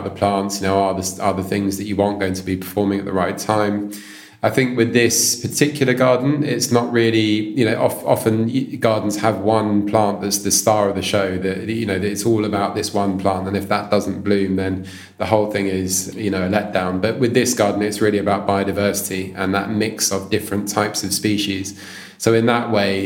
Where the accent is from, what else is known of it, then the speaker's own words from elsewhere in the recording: London, United Kingdom; as a child, I grew up near Richmond Park